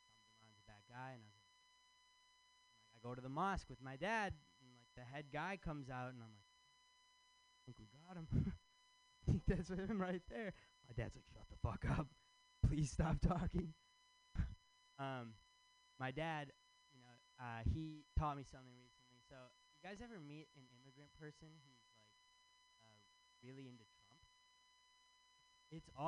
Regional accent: Michigan, United States; moved away as an adult; now in San Francisco, United States; I'm from Michigan

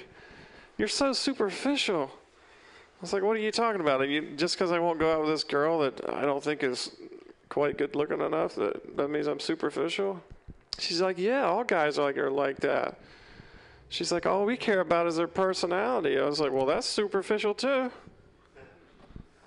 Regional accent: the South, United States; moved away; I'm from the South

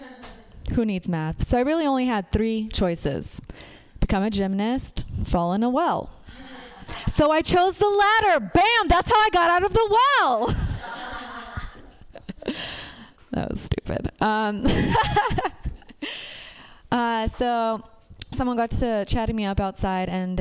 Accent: Romania; moved away; I'm from Romania

